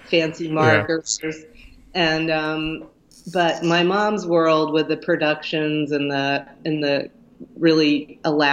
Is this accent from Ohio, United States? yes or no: yes; Lima, Ohio, United States; my hometown, Lima, Ohio. We moved to Lima when I was about 6.